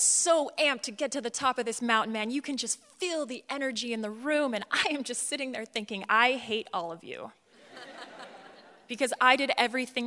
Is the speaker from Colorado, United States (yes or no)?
yes; Colorado, United States; I'm from Colorado